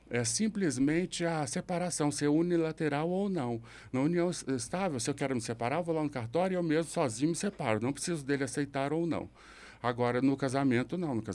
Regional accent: Belo Horizonte, Minas Gerais, Brazil; se eu ficar um mês aqui em Belo Horizonte, meu sotaque volta

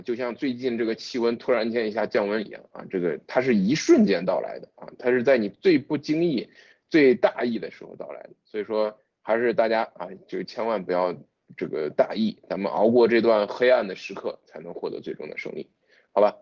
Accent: China; 我们中国人

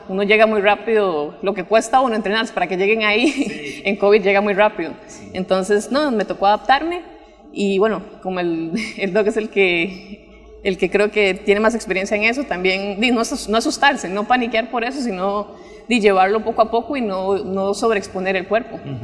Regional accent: Pavas, San José, Costa Rica; also born or lived in Guanacaste; soy de Pavas, pero mis papás son de Guanacaste

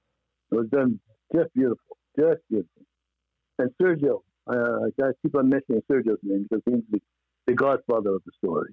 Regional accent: Brooklyn, New York, United States; and here I'm from Brooklyn, New York.

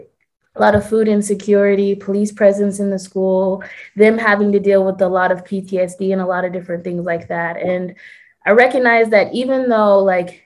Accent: Aurora, Colorado, United States; I grew up in Aurora, Colorado

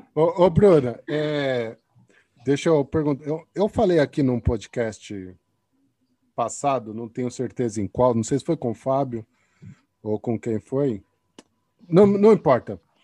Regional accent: São Paulo, Brazil; now in Portugal; eu sou de São Paulo, né? Agora eu vivo aqui em Portugal, mas eu sou de São Paulo também

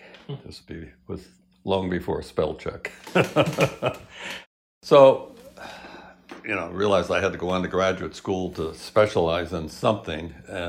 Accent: Hamden, Connecticut, United States; also born or lived in Chatham, New Jersey; when I was in fifth grade, we moved from New Jersey, Chatham, New Jersey, up to Hamden, Connecticut.

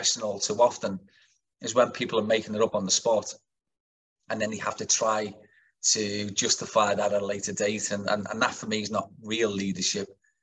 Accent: Kirkby, North West England, United Kingdom; I'm a brickie from Kirby

